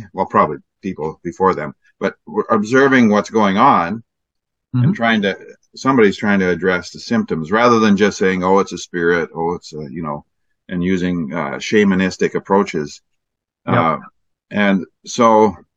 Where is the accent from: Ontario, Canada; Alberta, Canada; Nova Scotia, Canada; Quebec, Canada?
Alberta, Canada; Yeah, I'm from Alberta, so I'm just north.